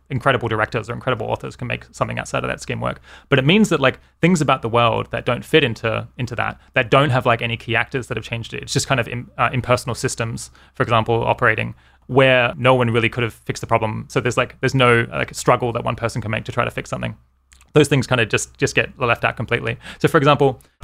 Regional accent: Adelaide, South Australia, Australia; moved away as an adult; also born or lived in Oxford, United Kingdom; now in California, United States; grew up in Australia, lived there for, I guess, until I was 26, and then moved to the UK

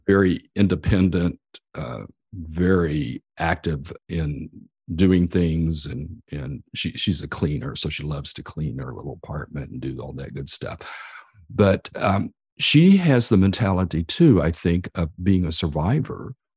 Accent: Amarillo, Texas, United States; Texas, the same as I, I am from Amarillo area.

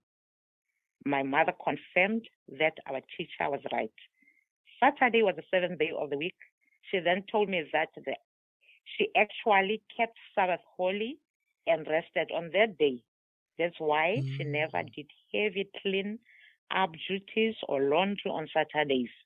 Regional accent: South Africa; first language Tswana; English is a second language; now in Somerset, United States; I am from South Africa

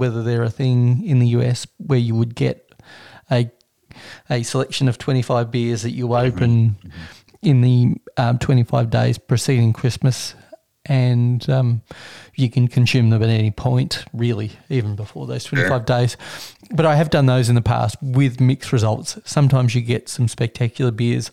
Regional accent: Australia; as an Australian

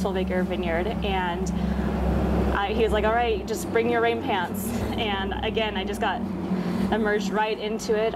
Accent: Eugene, Oregon, United States; also born or lived in Sisters, Oregon; I grew up in Oregon. I grew up in Central Oregon in Sisters and in Eugene

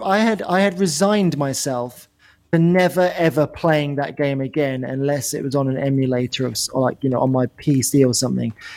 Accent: England, United Kingdom; we're from England

